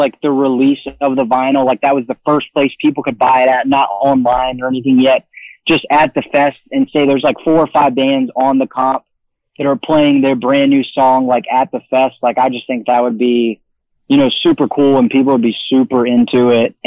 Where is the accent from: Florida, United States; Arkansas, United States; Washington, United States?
Florida, United States; I'm from Florida